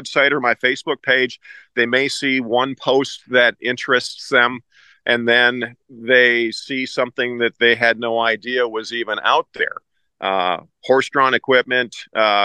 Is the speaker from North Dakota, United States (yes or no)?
yes; about 30 miles west of Fargo, eastern North Dakota, United States; I'm from eastern North Dakota, about 30 miles west of Fargo